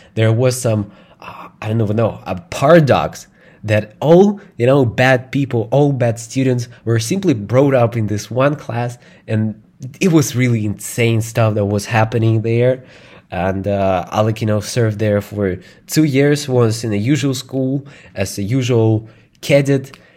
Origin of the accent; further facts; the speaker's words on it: Moscow, Russia; English is a second language; I grew up in, uh, Russia. In Moscow, it's the capital of Russia